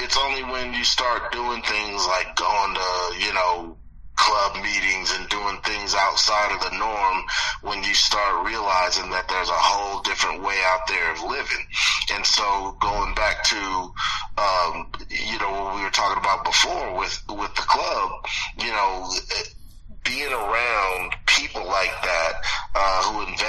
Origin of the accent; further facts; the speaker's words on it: Detroit, Michigan, United States; born there; now in Southern California, United States; I was born in Detroit. I wasn't raised in Detroit, but all my family is back there.